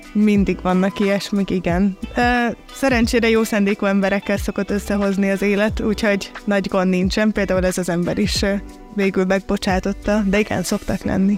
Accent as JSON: {"language": "Hungarian", "country": "Hungary", "also_born_or_lived": "Budapest", "moved": "yes", "said": "én is ugye vidéki vagyok"}